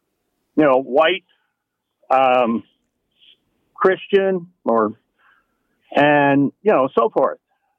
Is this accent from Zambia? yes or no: no; Canada; also born or lived in Grimsby, Ontario; I'm 77 years old, and for the first time in my life, I'm absolutely ashamed of being a Canadian